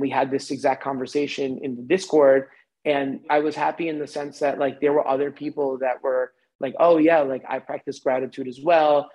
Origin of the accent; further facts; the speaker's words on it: a suburb outside of New York City, United States; moved away; also born or lived in Manhattan, New York; I grew up in a suburb outside of New York City